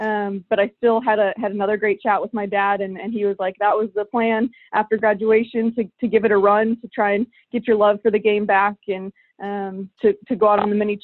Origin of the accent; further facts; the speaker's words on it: Illinois, United States; moved away; I grew up in Illinois, in the Midwest